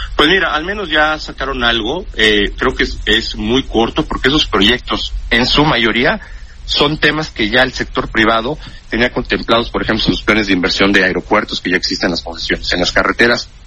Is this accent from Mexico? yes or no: yes; Mexico; somos los mexicanos